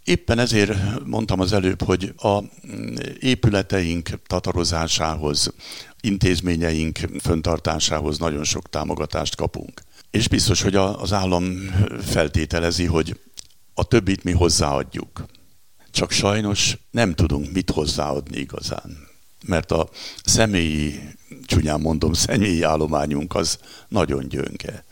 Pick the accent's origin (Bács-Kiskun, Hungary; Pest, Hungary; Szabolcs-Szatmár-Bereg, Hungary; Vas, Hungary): Pest, Hungary; Zebegény; also born or lived in Budapest; elég izgalmas események után zebegénybe kerültünk édesanyámmal az 50-es évek elején